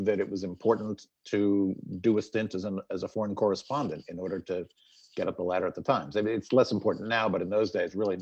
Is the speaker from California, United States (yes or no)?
yes; California, United States; moved away as an adult; I was from California